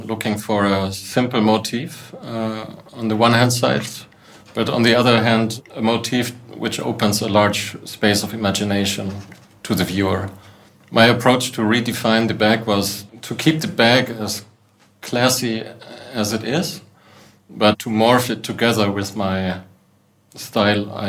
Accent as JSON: {"language": "English", "town": "Munich", "region": "Bavaria", "country": "Germany", "said": "I'm from Munich. I work in Munich. And I come from an artist family in Munich."}